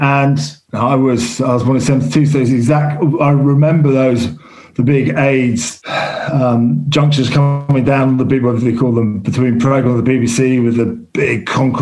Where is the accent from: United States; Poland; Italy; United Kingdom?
United Kingdom; London; I grew up in London